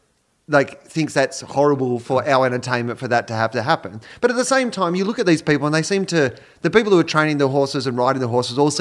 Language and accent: English; Australia; I was raised being an Australian.